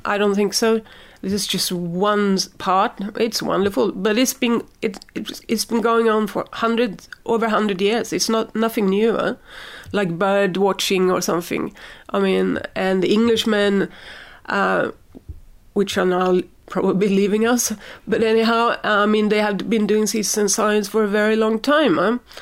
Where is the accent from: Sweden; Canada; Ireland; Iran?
Sweden; I'm from Sweden, we have a lot of wood